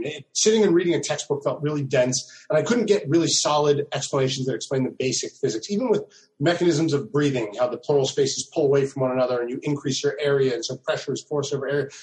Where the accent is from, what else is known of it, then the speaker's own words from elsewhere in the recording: New Jersey, United States; I'm actually from South Jersey